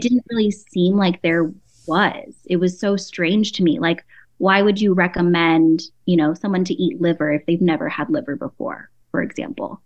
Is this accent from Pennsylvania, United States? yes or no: no; San Diego, California, United States; I'm Filipino and Chinese. I grew up in San Diego